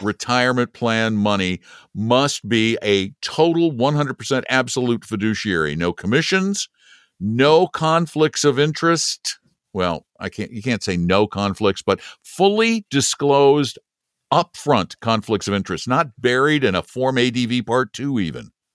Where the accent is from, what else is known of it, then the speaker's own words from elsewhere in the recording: United States; I'm embarrassed to say I'm an American